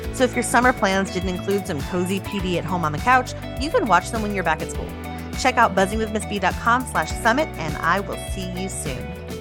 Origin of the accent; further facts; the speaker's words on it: El Paso, Texas, United States; I am from El Paso, Texas